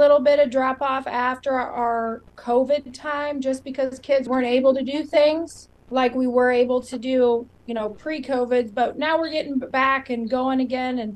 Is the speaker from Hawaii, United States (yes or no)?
no; Northern California, United States; moved away as an adult; now in Iowa, United States; I grew up on a cattle ranch, so I'm a little different because I'm a transplant to Iowa. I grew up in Northern California and came to Iowa State